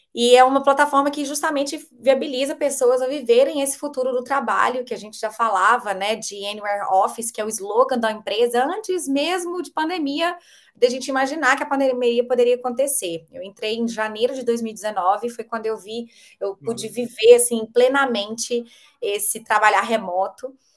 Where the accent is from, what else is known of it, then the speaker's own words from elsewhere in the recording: Belo Horizonte, Minas Gerais, Brazil; eu sou de Belo Horizonte mineirinha